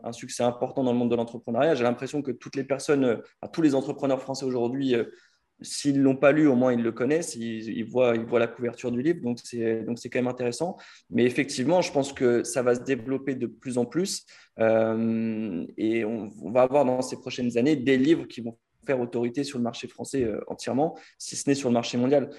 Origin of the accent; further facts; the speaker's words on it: France; nous, en tant que Français